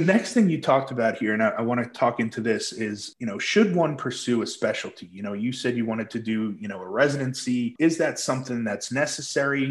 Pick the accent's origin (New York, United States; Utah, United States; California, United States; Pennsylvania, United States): New York, United States; Islip; I grew up on Long Island, uh, Islip, New York